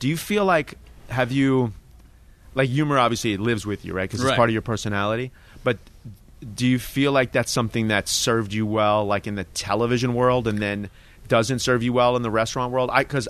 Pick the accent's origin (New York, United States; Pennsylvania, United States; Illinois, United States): New York, United States; my sort of roots come through, you know, England and Scandinavia as well, and like born and raised in New York.